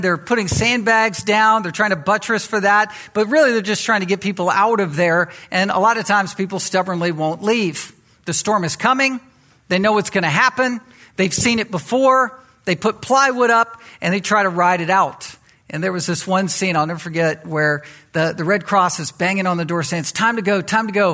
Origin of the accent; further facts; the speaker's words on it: Virginia Beach, Virginia, United States; I was raised in Virginia Beach in that environment.